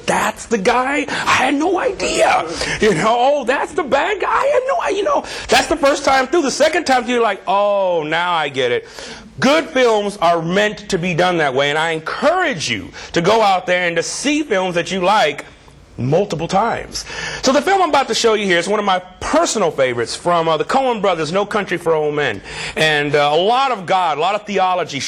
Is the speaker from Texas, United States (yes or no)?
no; Southern California, United States; moved away as an adult; now in Chicago, United States; I pretty much consider California my home. That's where I'm from. That's where I went to school. That's where I was trained. Southern California.